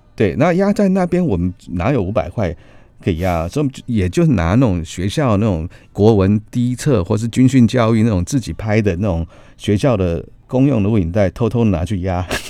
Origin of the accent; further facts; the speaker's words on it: Taipei, Taiwan; 我就台北长大的小孩嘛